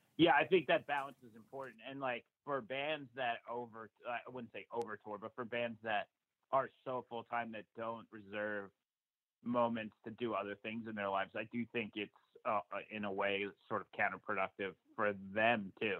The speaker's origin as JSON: {"language": "English", "region": "New Jersey", "country": "United States", "tie": "born or raised there", "said": "I lived in New Jersey my entire life. I I uh, was born in like Central Jersey, and you know lived lived up to there through high school"}